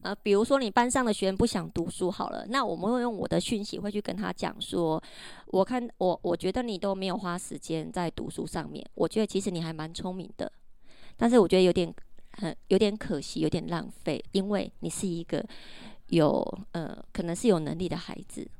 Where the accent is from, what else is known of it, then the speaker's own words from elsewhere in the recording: Taiwan; 我们台湾人